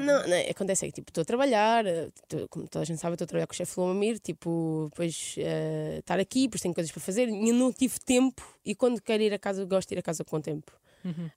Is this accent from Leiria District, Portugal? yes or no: no; Mação, Santarém District, Portugal; accent: Alentejan-like; moved away as an adult; now in Lisbon, Portugal; eu vivi aos dezoito anos em Maçã, no Pereiro, que é a minha aldeia.